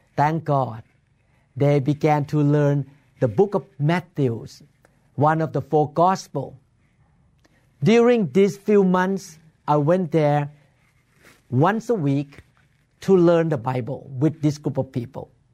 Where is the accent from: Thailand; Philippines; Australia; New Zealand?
Thailand; Bangkok; moved away as an adult; now in Seattle, United States; I was born in Bangkok, Thailand, and my family practiced Buddhism when I was growing up